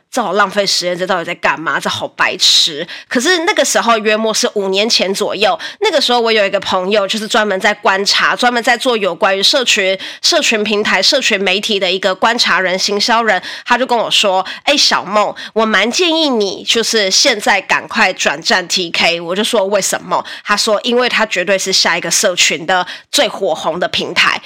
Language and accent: Chinese; Taiwan; 我们台湾人